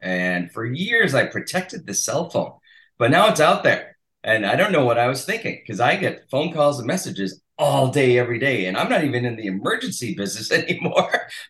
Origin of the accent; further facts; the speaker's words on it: Massachusetts, United States; My hometown is literally it used to be incorporated into Rhode Island. So there's a big fight over.